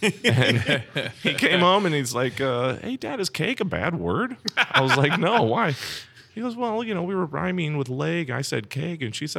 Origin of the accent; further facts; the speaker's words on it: St. Louis, Missouri, United States; I grew up in St. Louis. No one would have made you turn that inside out.